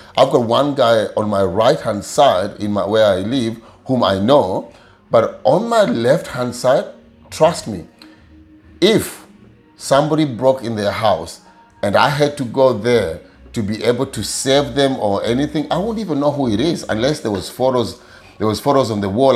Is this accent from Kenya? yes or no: yes; Kakamega, Kakamega County, Kenya; moved away; i come from Kenya, a small village called Kakamega